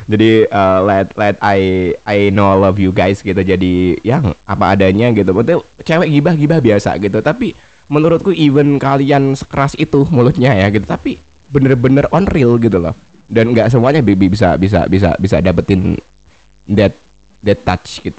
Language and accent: Indonesian; Java, Indonesia; soalnya aku juga Jawa satu Jawa ya